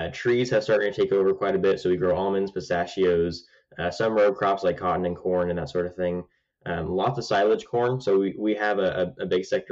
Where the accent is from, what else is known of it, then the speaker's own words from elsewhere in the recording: California, United States; I'm not only from California, but I'm involved in agriculture